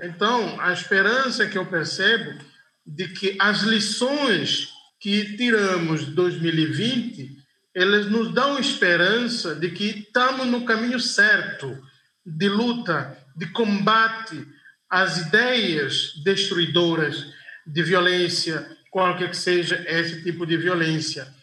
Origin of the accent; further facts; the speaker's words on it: Guinea-Bissau; na minha terra, Guiné-Bissau